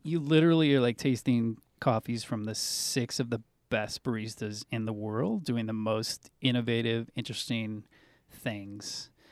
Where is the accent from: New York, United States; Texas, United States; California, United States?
California, United States; Southern; growing up in Southern California